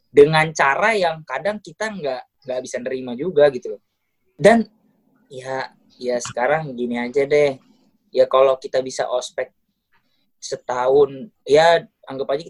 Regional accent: Sumatra, Indonesia; jadi uh, penjelasan aja kalau aku nih orang Sumatera yang tipikalnya pertama keras

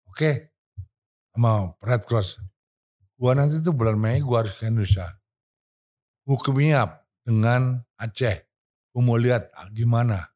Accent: United States; Indonesian is a second language; Karena saya orang Amerika

